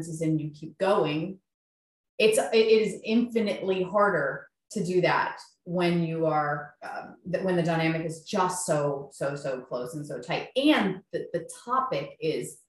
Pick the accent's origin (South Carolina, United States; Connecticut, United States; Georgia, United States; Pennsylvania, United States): South Carolina, United States; Columbia; we're from Columbia, South Carolina